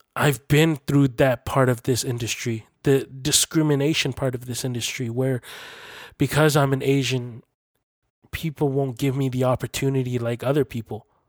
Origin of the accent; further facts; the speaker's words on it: Canada; I was born and raised here in Canada, and this is my country too, this is my home.